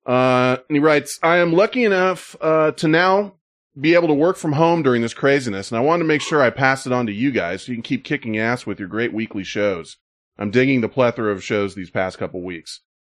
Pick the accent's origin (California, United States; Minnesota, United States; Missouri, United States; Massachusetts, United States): California, United States; Santa Cruz; I'm from the Santa Cruz area and still work in the South Bay